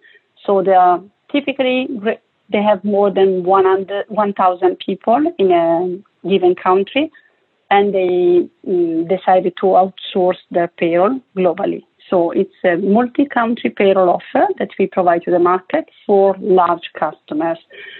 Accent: Italy; English is a second language; now in Barcelona, Spain; Well, right now I am based in Barcelona, sunny Barcelona, I would say. I'm from Italy, as you can, you know, already spot from my accent.

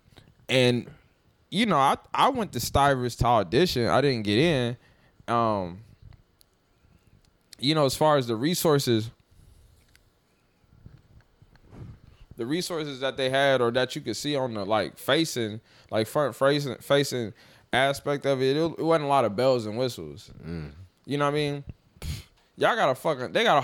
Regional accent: Dayton, Ohio, United States; now in New Orleans, United States; I'm from Dayton, Ohio

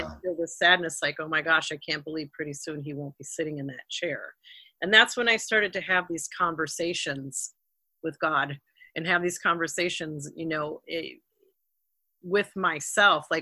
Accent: Rosemount, Minnesota, United States; our hometown in Rosemount, Minnesota

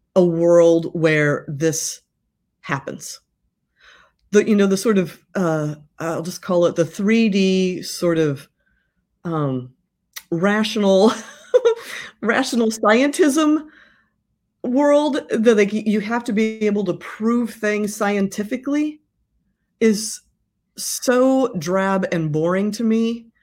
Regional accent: Midwest, United States; I'm from the Midwest

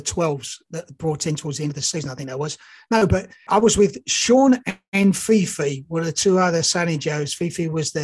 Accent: England, United Kingdom; moved away as an adult; also born or lived in Australia / New Zealand / Canada; I'm actually English, but I just came from Australia.

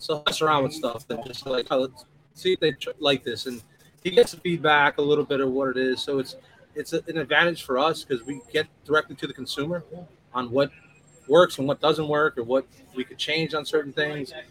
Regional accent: New York City, New York, United States; growing up in New York City and just the out suburbs of New York

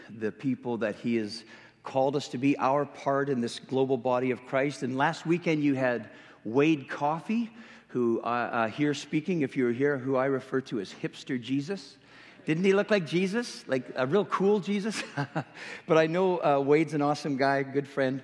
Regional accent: Western Canada, Canada; accent: Canadian; moved away; I'm originally from Western Canada, so if you're not understanding anything I'm saying, it's because I'm speaking a little bit of Canadian

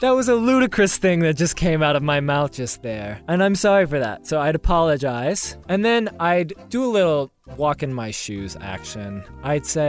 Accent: the South, United States; I'm from the South

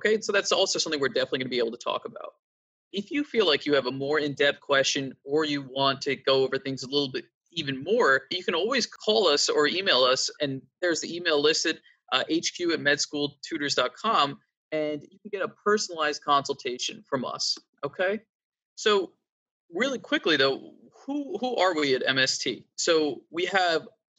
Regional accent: East Coast, United States; I'm from the East Coast and I've been here my whole life.

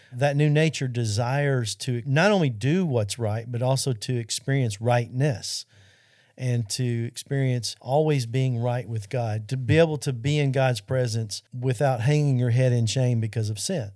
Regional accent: Arkansas, United States; Central High School in Arkansas, which happens to be my home state

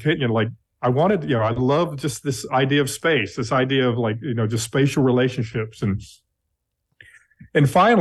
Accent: Texas, United States; also born or lived in Long Island, New York / Garland, Texas; I was raised in Texas. I was 4 months old when we moved to Texas

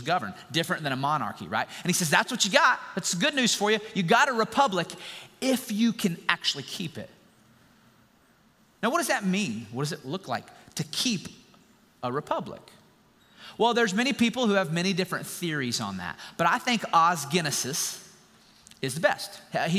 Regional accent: United States; us as American citizens

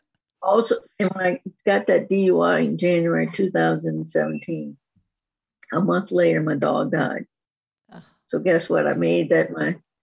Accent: New Orleans, Louisiana, United States; I'm from New Orleans, so there's a lot of strength in us Southern girls

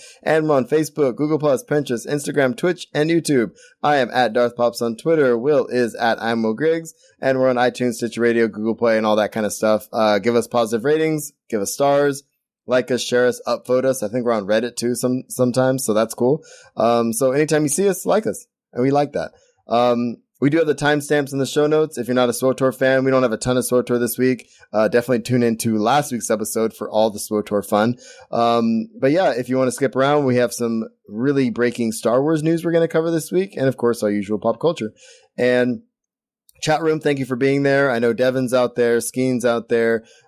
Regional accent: Central Valley, California, United States; I grew up in the Central Valley.

